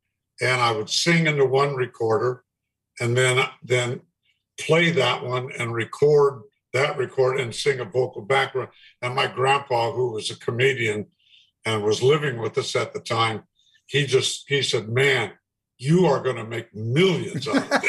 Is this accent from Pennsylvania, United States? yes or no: no; Santa Ana, California, United States; I was raised in Santa Ana